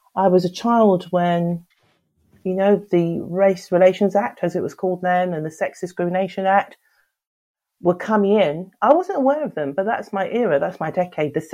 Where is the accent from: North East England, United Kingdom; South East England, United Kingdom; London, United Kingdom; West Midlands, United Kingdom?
London, United Kingdom; I was brought up in North London